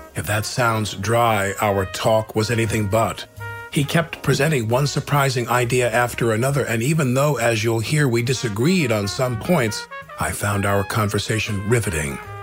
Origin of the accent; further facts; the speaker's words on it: Long Island, New York, United States; I grew up on Long Island